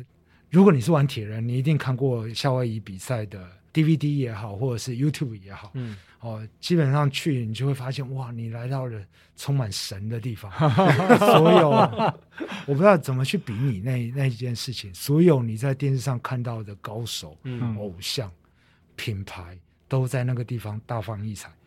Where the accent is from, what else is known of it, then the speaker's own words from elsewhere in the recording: Taiwan; 可能我我们台湾人平常比较耐热，然后那一场来的老外刚好没那么没那么耐热